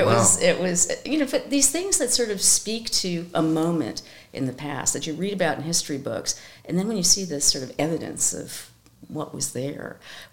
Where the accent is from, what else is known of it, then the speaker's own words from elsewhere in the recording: New York, United States; And well, we are New Yorkers, right? I'm a New Yorker as well.